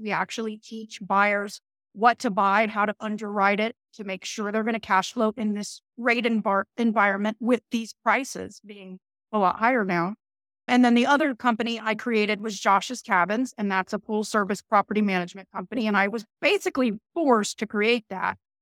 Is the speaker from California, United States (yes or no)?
yes; Northern California, United States; I'm from Northern California, very north